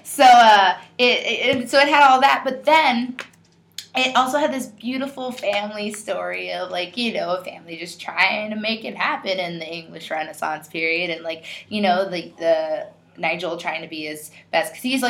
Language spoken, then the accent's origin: English; Bronx, New York, United States; I'm from the Bronx, yo.